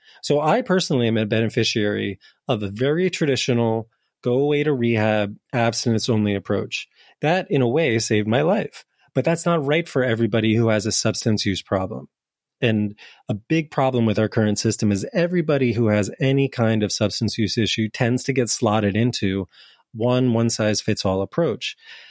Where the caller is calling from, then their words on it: Lisbon, Portugal; Well, I'm calling in from Portugal right now, in part because I'm interested in this question. So hello from Lisbon, where I'm really curious about decriminalization.